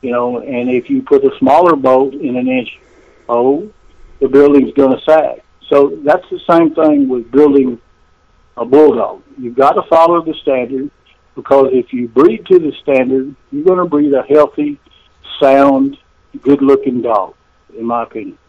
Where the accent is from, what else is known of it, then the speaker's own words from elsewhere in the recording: Burleson, Texas, United States; here in my hometown of Burleson